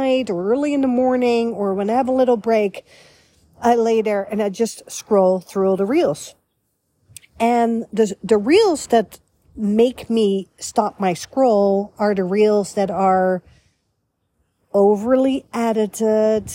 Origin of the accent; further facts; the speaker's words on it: Netherlands; also born or lived in Beverly Hills, United States / Florida, United States; now in United States; a European girl born and raised in the Netherlands, capital Amsterdam